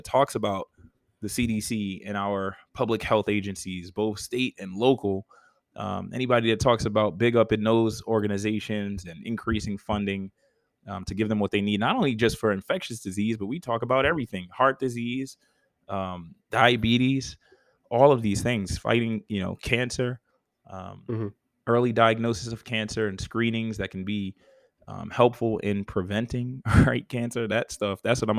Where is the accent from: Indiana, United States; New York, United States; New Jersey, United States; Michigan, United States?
New York, United States; now in Georgia, United States; I'm a New Yorker at heart.